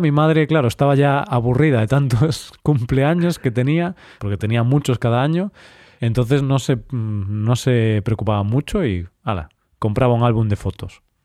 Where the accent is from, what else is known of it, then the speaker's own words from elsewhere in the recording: Vigo, Galicia, Spain; moved away; Vigo, la ciudad donde mi ciudad natal, ahora no vivo ahí